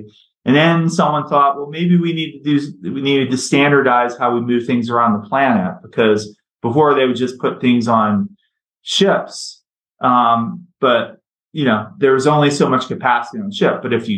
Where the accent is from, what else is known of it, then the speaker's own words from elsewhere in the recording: Baltimore, Maryland, United States; I grew up in Baltimore, and I grew up right in the midst of deindustrialization. So Baltimore is a seaport town.